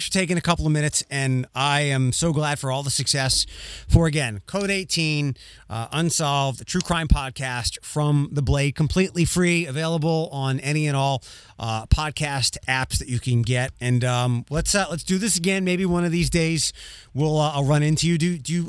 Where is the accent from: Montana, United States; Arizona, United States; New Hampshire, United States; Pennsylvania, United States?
Pennsylvania, United States; Philadelphia; now in Chicago, United States; I'm originally from Philadelphia and I've moved to a lot of different places, but I've decided to stay here